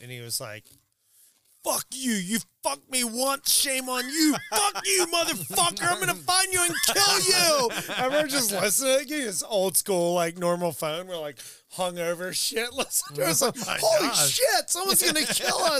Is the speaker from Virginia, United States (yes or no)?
yes; Richmond, Virginia, United States; moved away as an adult; also born or lived in Pittsburgh; Virginia. Yeah, I grew up in Richmond